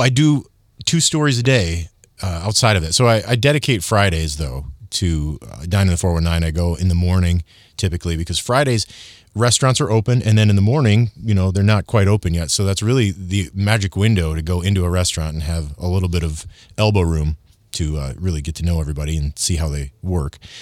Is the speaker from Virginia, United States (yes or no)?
no; Michigan, United States; I'm from Michigan